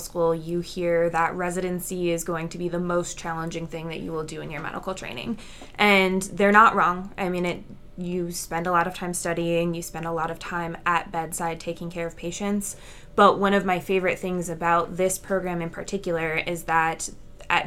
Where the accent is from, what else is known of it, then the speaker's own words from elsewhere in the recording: Indianapolis, Indiana, United States; moved away as an adult; now in St. Joseph, United States; I'm coming from Indianapolis, Indiana.